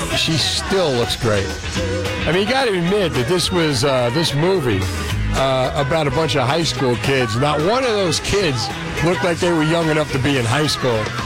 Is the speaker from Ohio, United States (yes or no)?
no; Union City, New Jersey, United States; now in Roosevelt, United States; when I grew up in Union City